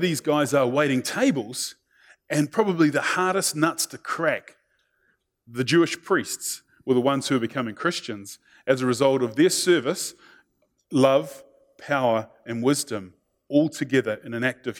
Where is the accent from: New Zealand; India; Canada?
New Zealand; being a Kiwi